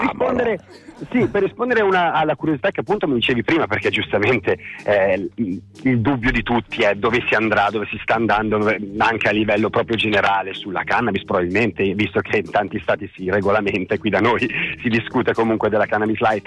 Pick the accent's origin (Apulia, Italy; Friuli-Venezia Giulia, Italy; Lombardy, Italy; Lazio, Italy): Lombardy, Italy; Milan; io sono di Milano